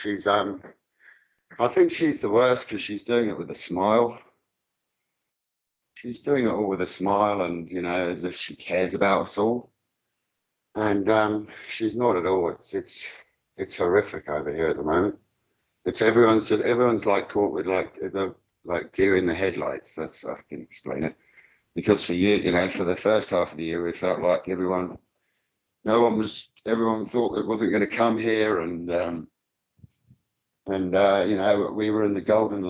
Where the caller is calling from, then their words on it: New Zealand; I'm calling from New Zealand, Richie.